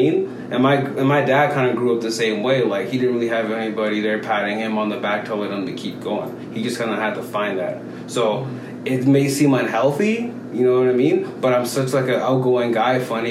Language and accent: English; Ottawa, Ontario, Canada; English is a second language; also born or lived in Sudan; now in Calgary, Canada; growing up in Canada